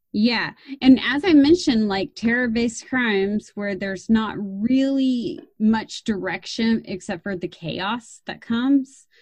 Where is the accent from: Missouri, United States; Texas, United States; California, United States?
Texas, United States; being a Texan, my dad took me out shooting